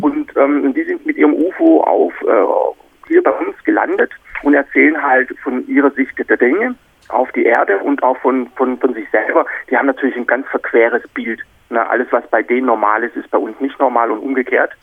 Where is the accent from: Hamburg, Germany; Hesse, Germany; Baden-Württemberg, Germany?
Baden-Württemberg, Germany; Black Forest; ich bin in Deutschland aufgewachsen. Also bin im, im Schwarzwald geboren